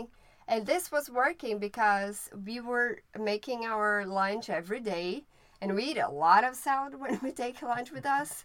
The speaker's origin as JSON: {"language": "English", "country": "Brazil", "also_born_or_lived": "Maryland", "first_language": "Portuguese", "second_language": "English", "moved": "yes", "lives_now": "United States", "said": "I am from Brazil and I speak Portuguese."}